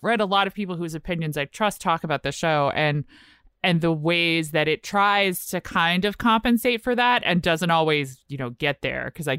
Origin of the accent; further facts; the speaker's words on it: Richmond, Virginia, United States; I'm from Richmond, Virginia.